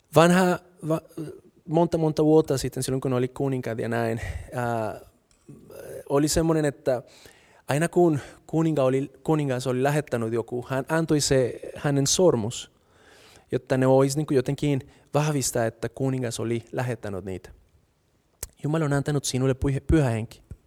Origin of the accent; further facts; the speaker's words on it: Colombia; Finnish is a second language; now in Finland; mä oon kolumbialainen, mutta mä en osaa kieltä.